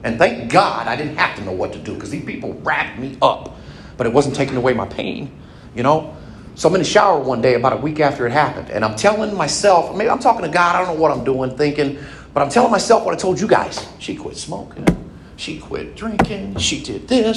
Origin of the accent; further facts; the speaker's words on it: California, United States; moved away as an adult; now in Indiana, United States; I was raised in California, went all through high school